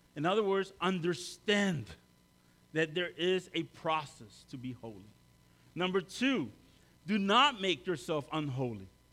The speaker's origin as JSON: {"language": "English", "country": "El Salvador", "moved": "yes", "lives_now": "Maryland, United States", "said": "I'm from El Salvador"}